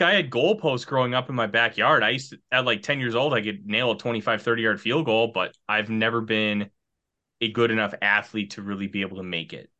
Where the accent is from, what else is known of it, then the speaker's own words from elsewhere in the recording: Minnesota, United States; born and raised in Minnesota